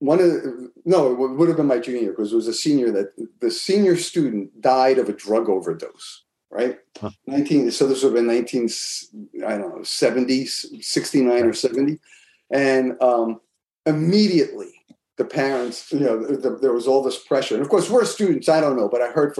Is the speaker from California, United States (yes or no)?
no; Elmsford, New York, United States; moved away as an adult; also born or lived in Bronx, New York; now in Boston, United States; we moved from the Bronx. But when I was in third grade, we moved up to Westchester